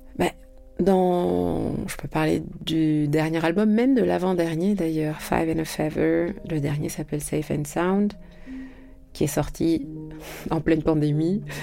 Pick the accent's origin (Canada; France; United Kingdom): France; also born or lived in Senegal; Je suis née en France